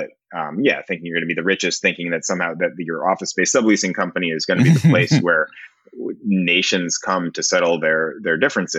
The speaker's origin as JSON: {"language": "English", "country": "Israel", "said": "And I'm an Israeli, like I was born in Israel and I'm Jewish."}